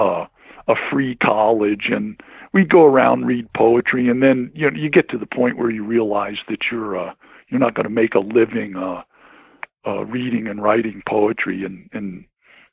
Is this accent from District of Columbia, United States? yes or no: yes; D.C., District of Columbia, United States; moved away as an adult; now in Colorado, United States; I grew up in right outside of Washington, D.C.